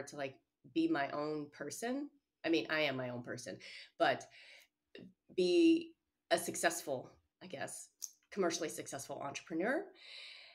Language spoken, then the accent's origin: English; outside of Chicago, Illinois, United States; now in Boston, United States; When I was growing up outside of Chicago